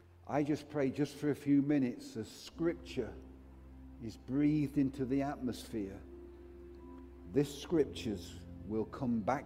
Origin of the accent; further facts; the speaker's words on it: Derbyshire, East Midlands, United Kingdom; I'm from Derbyshire, and we have a saying, it's better felt than telt